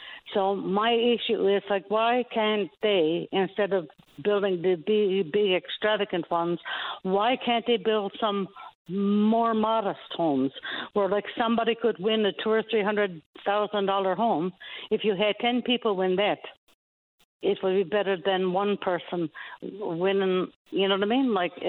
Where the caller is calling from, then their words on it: Stephenville, Newfoundland and Labrador, Canada; I'm calling from Stephenville.